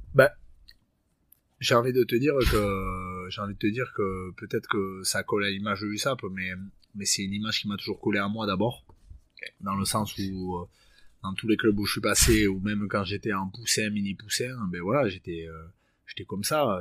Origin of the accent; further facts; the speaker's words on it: Bayonne, Nouvelle-Aquitaine, France; moved away as an adult; also born or lived in Perpignan; je suis né à Bayonne et, j'ai plutôt évolué dans le Sud-Ouest